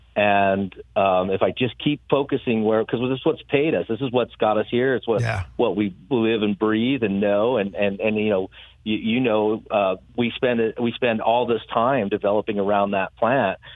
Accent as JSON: {"language": "English", "region": "Colorado", "country": "United States", "tie": "born or raised there", "also_born_or_lived": "San Diego / Northern California", "moved": "yes", "said": "I grew up in Colorado"}